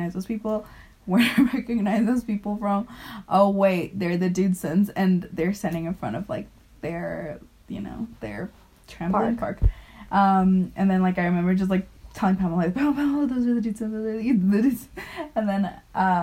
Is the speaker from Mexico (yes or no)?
yes; Mexico; now in Finland; from Mexico. We live here